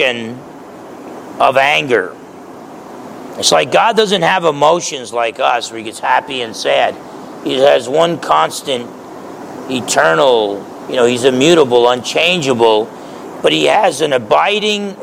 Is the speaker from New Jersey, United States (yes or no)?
yes; New Jersey, United States; I grew up in New Jersey